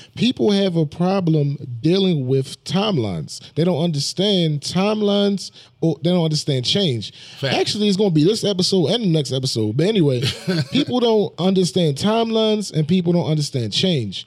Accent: Baltimore, Maryland, United States; We are from the same place

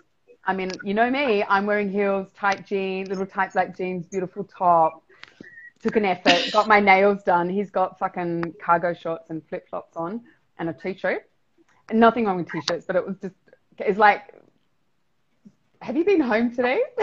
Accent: South Australia, Australia; now in Mexico; I'm from South Australia.

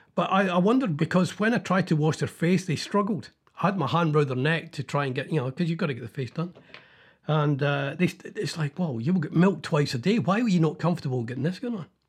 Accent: Scotland, United Kingdom; being Scottish

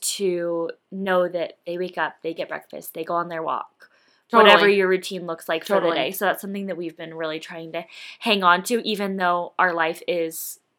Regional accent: Colorado, United States; I grew up mostly in Colorado, but honestly in like a few other states as well.

